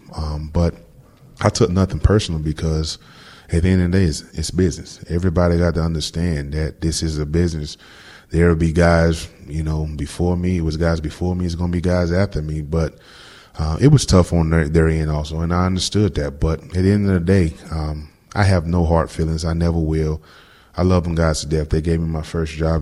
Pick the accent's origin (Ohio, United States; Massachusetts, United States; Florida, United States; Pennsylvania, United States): Florida, United States; moved away as an adult; also born or lived in New England; now in Houston, United States; growing up in Florida, you know, all my life I've been in it